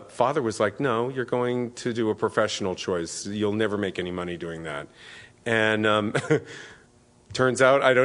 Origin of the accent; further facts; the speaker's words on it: New York City, New York, United States; now in San Francisco, United States; I grew up in New York City first, and then the suburbs of New York in the 60s and the 70s